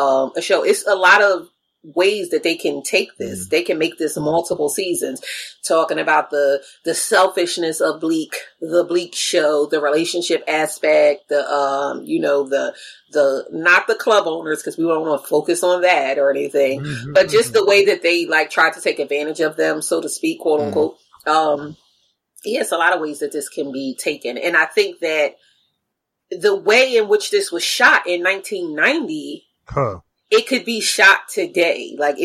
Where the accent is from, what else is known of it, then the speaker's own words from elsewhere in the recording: near Philadelphia, New Jersey, United States; I'm from New Jersey. Right. You know, I'm familiar with people from New York, even though like where I'm from is down closer to Philly, not like up in North Jersey, closer to New York